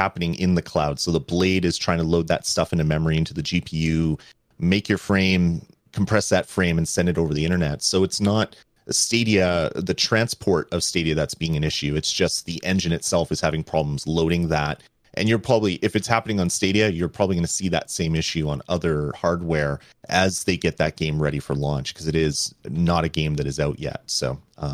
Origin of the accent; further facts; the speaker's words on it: Canada; being a Canadian